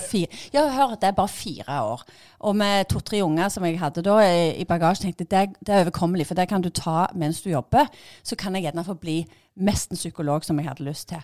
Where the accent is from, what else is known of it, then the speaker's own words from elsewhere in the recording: Bryne, Rogaland, Norway; jeg er gymlærer fra Bryne